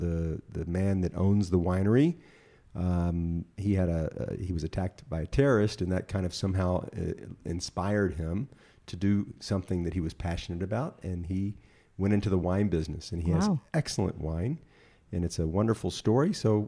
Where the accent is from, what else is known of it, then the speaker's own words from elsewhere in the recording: Memphis, Tennessee, United States; also born or lived in Jerusalem; And of course I was there from Memphis and Jerusalem.